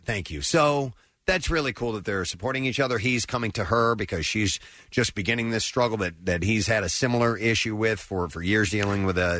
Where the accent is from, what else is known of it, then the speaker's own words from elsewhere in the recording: Tennessee, United States; moved away; I was born in Tennessee, you know.